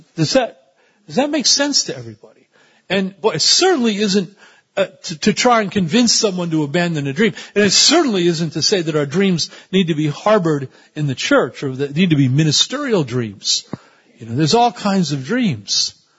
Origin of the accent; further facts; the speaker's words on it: United States; I'm also an American